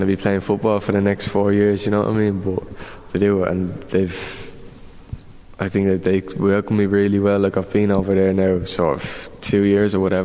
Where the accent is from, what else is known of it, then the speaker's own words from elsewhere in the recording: Ireland; as the Irish, we always try fancy ourselves.